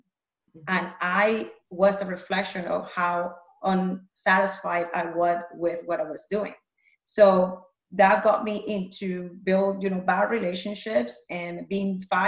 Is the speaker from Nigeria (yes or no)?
no; Panama; moved away; I grew up in Panama